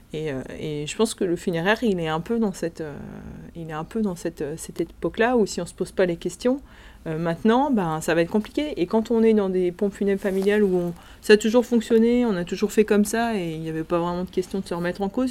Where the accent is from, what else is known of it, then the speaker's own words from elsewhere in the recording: France; Chez nous, en France